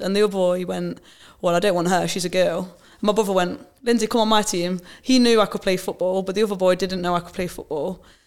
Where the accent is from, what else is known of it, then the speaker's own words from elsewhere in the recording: Nottingham, East Midlands, United Kingdom; a Nottingham girl, Forest fan, um, born and raised in the city